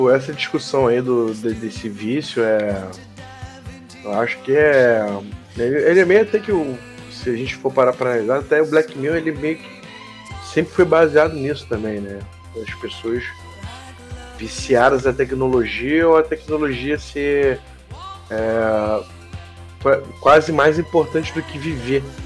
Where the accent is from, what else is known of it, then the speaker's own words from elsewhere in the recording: Rio de Janeiro, Brazil; Eu sou do Rio de Janeiro, cara. Eu sou do Carioca. Eu sou um carioca.